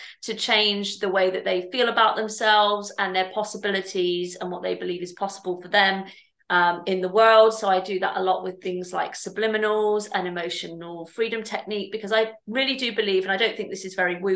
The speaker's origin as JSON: {"language": "English", "town": "Bristol", "region": "South West England", "country": "United Kingdom", "said": "I'm from Bristol."}